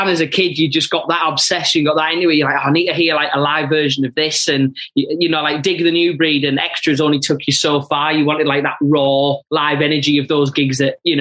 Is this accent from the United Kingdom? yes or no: yes; Middlesbrough, North East England, United Kingdom; a kid growing up in Middlesbrough at that time